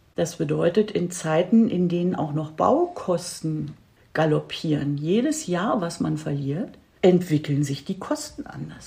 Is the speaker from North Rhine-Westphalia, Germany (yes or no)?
no; Berlin, Germany; Ich bin in Berlin geboren und aufgewachsen, habe hier studiert